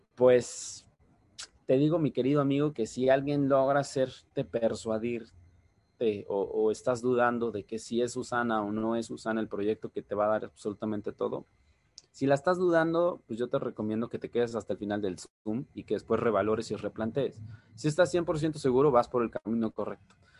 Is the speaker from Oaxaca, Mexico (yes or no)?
yes; Oaxaca de Juárez, Oaxaca, Mexico; yo soy originario, así como bien lo dijo Gabo, de la ciudad de Oaxaca, Oaxaca.